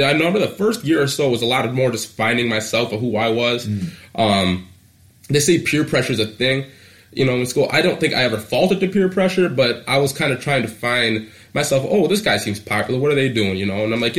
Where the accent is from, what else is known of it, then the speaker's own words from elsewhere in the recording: Eastpointe, Michigan, United States; also born or lived in Detroit, Michigan; 22 years old. I was born in Detroit, Michigan. Raised in East Point